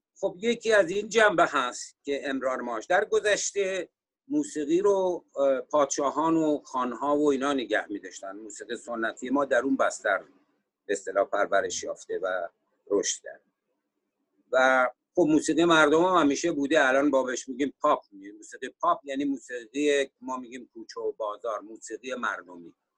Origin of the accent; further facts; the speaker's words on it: Sari, Mazandaran, Iran; moved away as an adult; also born or lived in Tehran, Iran / Virginia, United States; now in United States; من اهل ساری هستم و در سال 1968 میلادی به امریکا آمدم